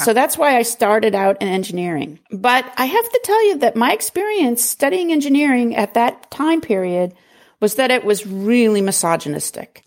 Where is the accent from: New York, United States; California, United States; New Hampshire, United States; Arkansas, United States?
New Hampshire, United States; I grew up in New Hampshire, a very rural New Hampshire.